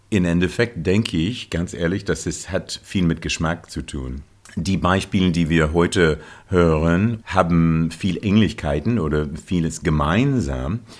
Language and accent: German; Ohio, United States; German is a second language; moved away as an adult; also born or lived in Connecticut / Paris; now in Hamburg, Germany; Ich komme aus Ohio.